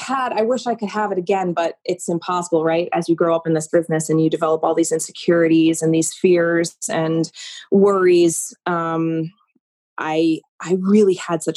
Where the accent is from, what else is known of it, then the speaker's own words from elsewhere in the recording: Maine, United States; I was considered a local because, right, I was from Maine.